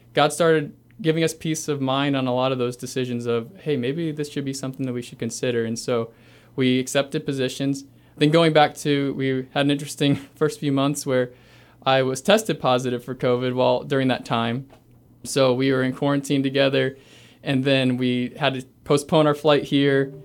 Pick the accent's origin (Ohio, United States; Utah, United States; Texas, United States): Ohio, United States; Carlisle; also born or lived in Cleveland, Ohio; I grew up in a little town called Carlisle, Ohio. I was born near Cleveland and then moved to Carlisle. I was there pretty much my whole life